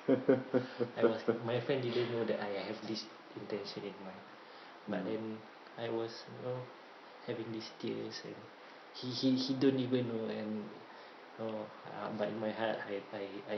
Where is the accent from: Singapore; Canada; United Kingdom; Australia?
Singapore; we are Singaporean